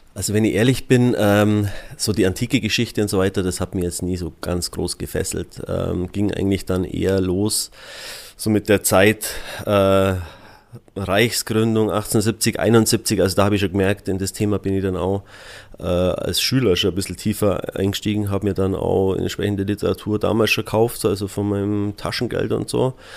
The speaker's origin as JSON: {"language": "German", "town": "Füssen", "region": "Bavaria", "country": "Germany", "tie": "born or raised there", "also_born_or_lived": "Alterschrofen / Augsburg", "said": "ich bin ja gebürtiger Füssner und im ersten Teil meiner Jugend auch in Füssen gelebt"}